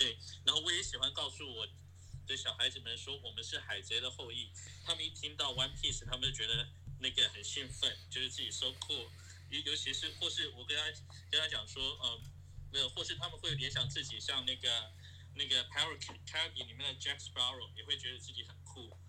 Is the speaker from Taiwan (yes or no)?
yes; Hsinchu, Taiwan; moved away as an adult; also born or lived in Taipei; now in New York, United States; 我是我是一个新竹呃长大的小孩，但是我高中在台北念，